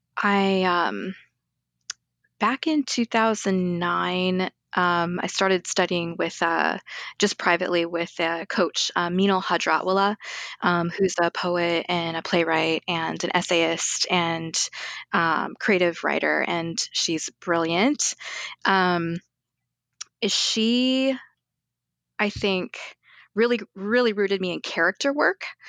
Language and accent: English; Arizona, United States; also born or lived in Guyana; now in Chicago, United States; I was raised in Arizona